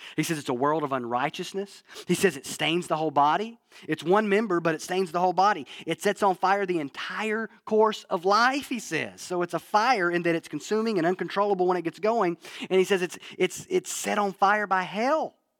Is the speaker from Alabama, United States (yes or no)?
yes; North Alabama, United States; moved away; growing up in North Alabama